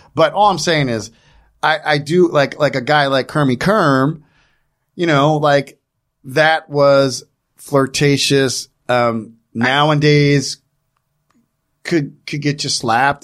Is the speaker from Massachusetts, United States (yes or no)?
no; New Jersey, United States; I grew up in New Jersey.